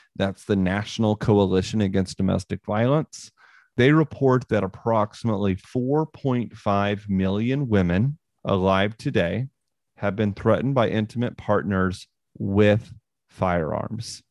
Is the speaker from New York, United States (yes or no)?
no; Northwest Missouri, United States; I grew up in Northwest Missouri